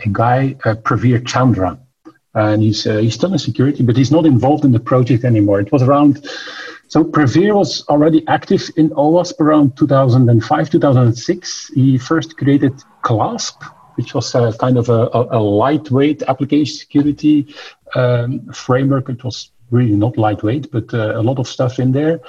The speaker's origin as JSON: {"language": "English", "country": "Belgium", "said": "we're both from Belgium"}